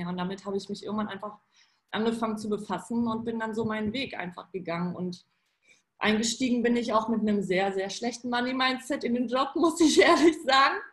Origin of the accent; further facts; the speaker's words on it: Poland; German is a second language; now in Germany; ich bin ja in Polen geboren und aufgewachsen und da gab es einfach kein Geld. Also zumindest nicht in meiner Familie.